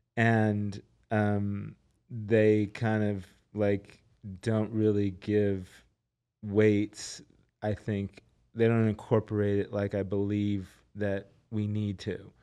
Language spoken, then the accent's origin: English; Los Angeles, California, United States; I'm from Los Angeles